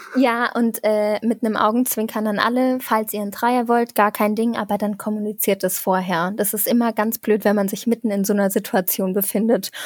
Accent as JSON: {"language": "German", "town": "Saarbrücken", "region": "Saarland", "country": "Germany", "said": "ich komme aus Saarbrücken"}